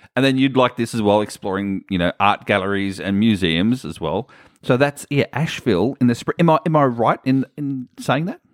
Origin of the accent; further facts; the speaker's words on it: Australia; I'm from Australia